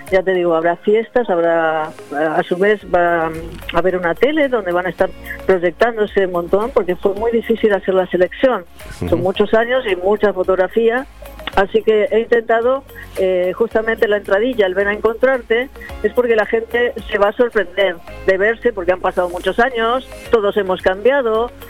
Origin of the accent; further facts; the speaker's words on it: Argentina; also born or lived in Buenos Aires / Benidorm; now in Finestrat, Spain; Yo soy argentina, ah, sí. de abuelo alteano